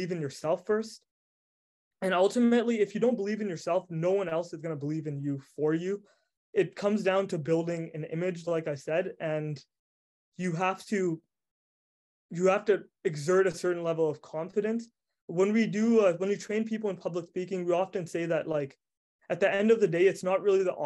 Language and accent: English; Prince Rupert, British Columbia, Canada; also born or lived in Vancouver, British Columbia / Montreal, Quebec; I'm not born in Prince Rupert. I moved here when I was younger. And when I first came here, I absolutely hated the city because I was raised in Vancouver.